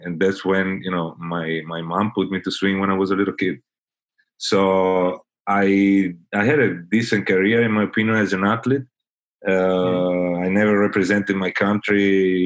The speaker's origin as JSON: {"language": "English", "country": "Italy", "moved": "yes", "lives_now": "Fort Lauderdale, United States", "said": "I'm originally from Italy, but I moved to Fort Lauderdale, Florida, USA, in 2009."}